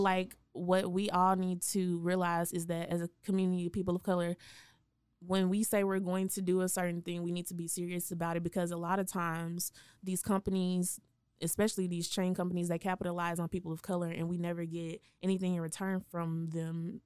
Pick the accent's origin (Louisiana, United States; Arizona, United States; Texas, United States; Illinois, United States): Texas, United States; Waco; born or raised there; moved away as an adult; also born or lived in Dallas-Fort Worth